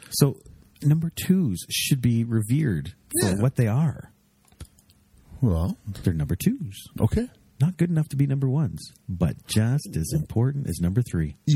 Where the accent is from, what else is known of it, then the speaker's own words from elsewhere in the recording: Canada; we're from Canada.